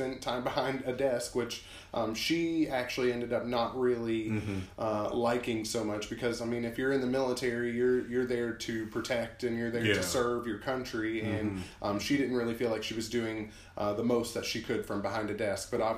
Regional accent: Maumelle, Arkansas, United States; moved away as an adult; also born or lived in Hawaii; I was born and raised in Maumelle

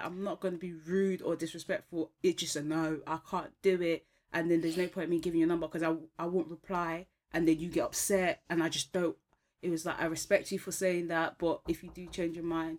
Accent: Ghana; I'm Ghanaian.

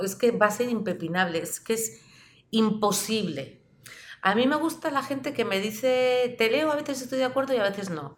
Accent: Pamplona, Navarre, Spain; En la ciudad donde yo vivía, que soy de Pamplona

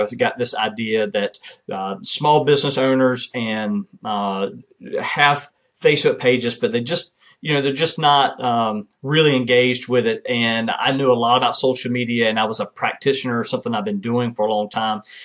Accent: Kinston, North Carolina, United States; serving in my eighth year as mayor of my hometown in Kinston, North Carolina

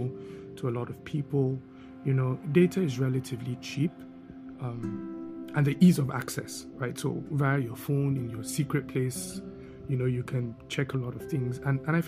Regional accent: Netherlands; moved away; growing up in Holland, the Netherlands

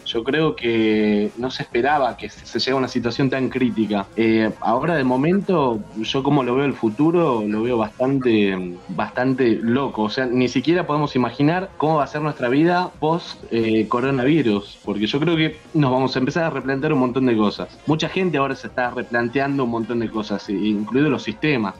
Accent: Argentina; en mi país, en Argentina

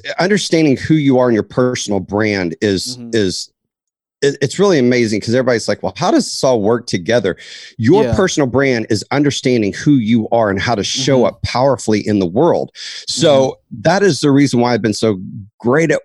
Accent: Dallas, Texas, United States; I was raised in Dallas, Texas

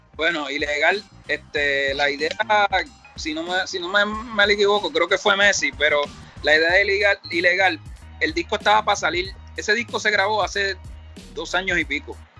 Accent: Carolina, Puerto Rico; also born or lived in Villa Palmera, San Juan, Puerto Rico; yo viví muchos años en Carolina y me crié prácticamente en Carolina. Yo nací en Villa Palmera, me fui para Carolina, después vuelvo a Villa Palmera

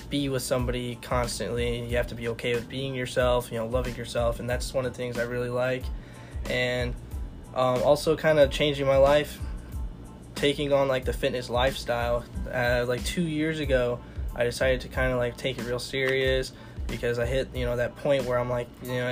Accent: Newell, Iowa, United States; I'm from Newell, Fonda, Iowa. It's kind of by Northwest Iowa over in Storm Lake area

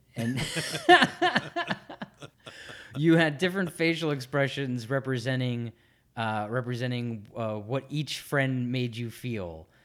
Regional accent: Philadelphia, Pennsylvania, United States; born and raised in Philadelphia

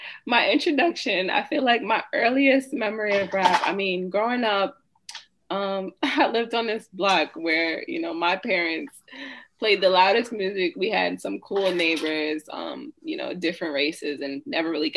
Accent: Peekskill, New York, United States; also born or lived in Tarrytown, New York; now in Danbury, United States; I'm from Westchester, specifically Peekskill, New York

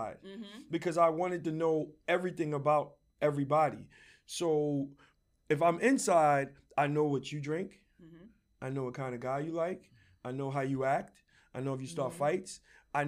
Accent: New York City, New York, United States; I grew up in Redfern Projects

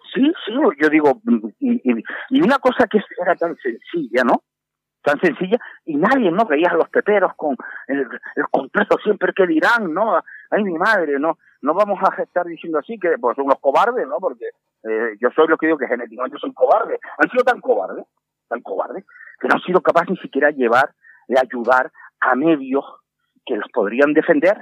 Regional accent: Canary Islands, Spain; los canarios somos muy aseados por nuestro clima

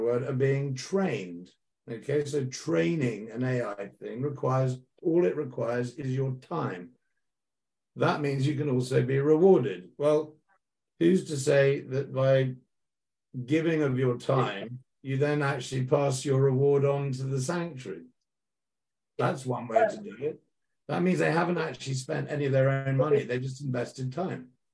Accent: United Kingdom; I'm a British guy.

